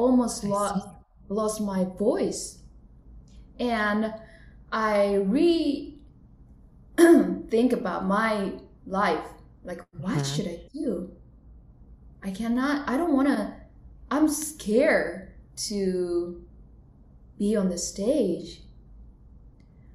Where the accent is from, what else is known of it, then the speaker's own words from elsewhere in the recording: Japan; moved away as an adult; also born or lived in Tokyo, Japan; now in Los Angeles, United States; So I was born in Japan. So I'm from Japan originally. I live in LA right now.